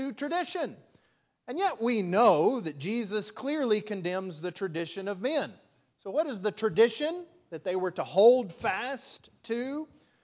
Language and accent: English; West Texas, United States; moved away as an adult; now in Lufkin, United States; I grew up in West Texas